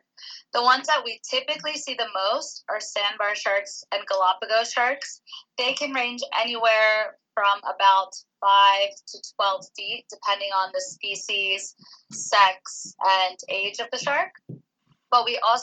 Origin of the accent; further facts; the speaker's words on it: Philadelphia, Pennsylvania, United States; moved away as an adult; now in Oahu, United States; I'm from Philadelphia originally, so I made a pretty long commute moving over here